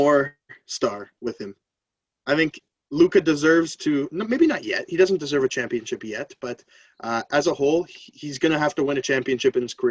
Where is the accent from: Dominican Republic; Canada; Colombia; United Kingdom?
Canada; I'm Canadian